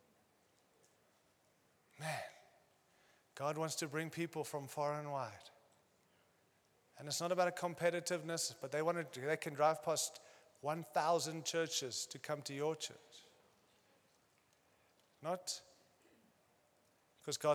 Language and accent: English; United States; moved away; also born or lived in Australia; I'm American